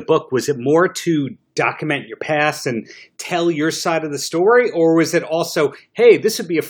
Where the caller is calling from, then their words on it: New York, United States; Long Island, New York. I know you've played here many times.